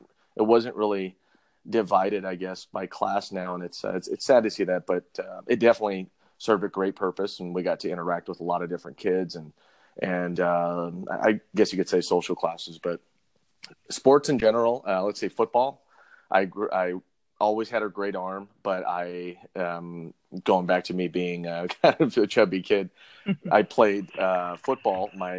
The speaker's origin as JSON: {"language": "English", "town": "Las Vegas", "region": "Nevada", "country": "United States", "tie": "born or raised there", "also_born_or_lived": "Hawaii", "said": "Was born in Hawaii. And we moved before I turned three and moved out to Las Vegas."}